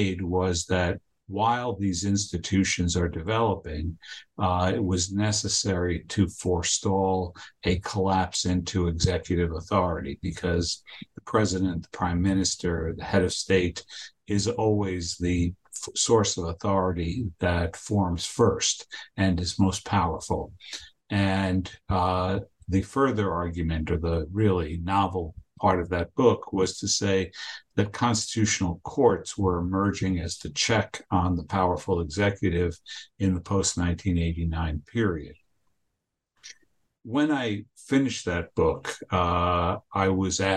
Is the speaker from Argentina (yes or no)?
yes; Argentina; now in United States; I was born in Argentina, and I'm an immigrant to the United States.